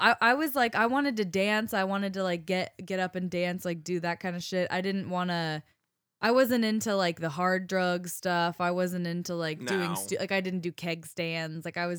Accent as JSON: {"language": "English", "town": "Boulder", "region": "Colorado", "country": "United States", "tie": "born or raised there", "said": "I grew up in Boulder"}